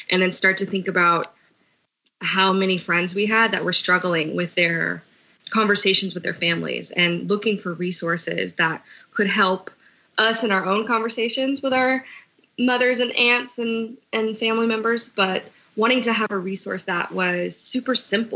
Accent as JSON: {"language": "English", "town": "Houston", "region": "Texas", "country": "United States", "tie": "born or raised there", "said": "I'm a native Houstonian"}